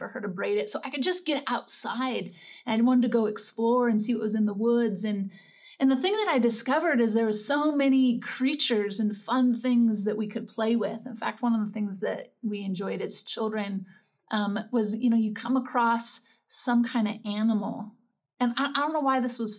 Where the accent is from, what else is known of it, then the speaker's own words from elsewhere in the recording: Northern California, United States; I grew up in Northern California, right on the border of Oregon